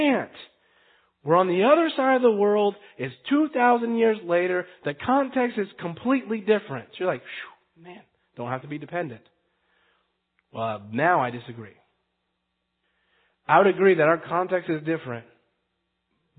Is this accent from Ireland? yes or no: no; United States; We're Western. We're American